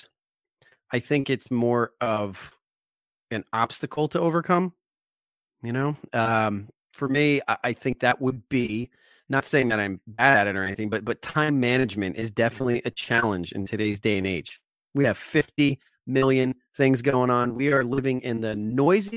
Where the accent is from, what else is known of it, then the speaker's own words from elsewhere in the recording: New Jersey, United States; I grew up in New Jersey